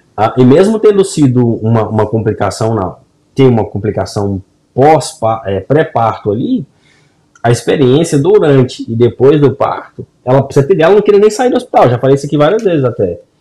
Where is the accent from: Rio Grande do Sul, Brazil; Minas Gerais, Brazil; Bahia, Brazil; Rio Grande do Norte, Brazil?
Minas Gerais, Brazil; Governador Valadares; now in United States; na minha quebrada, na minha região, no meu, a galera de governador Valadares aí para baixo